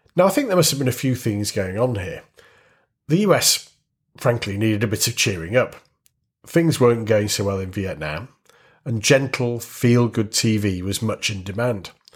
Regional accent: Warrington, North West England, United Kingdom; growing up in a town in the northwest of England

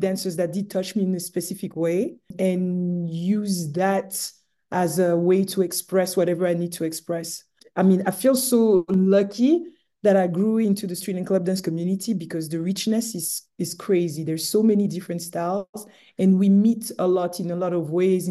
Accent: Romandy, Switzerland; moved away; growing up in Switzerland

